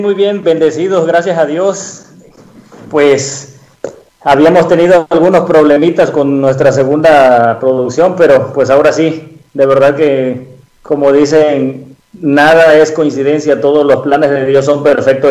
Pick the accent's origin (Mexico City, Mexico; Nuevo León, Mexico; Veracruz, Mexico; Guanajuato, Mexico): Veracruz, Mexico; moved away; yo soy de Veracruz, ¿no? Vivíamos anteriormente allá